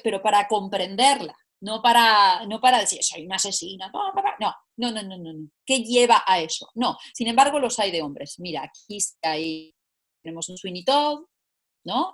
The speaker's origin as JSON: {"language": "Spanish", "country": "Italy", "moved": "yes", "lives_now": "Spain", "said": "como buena italiana"}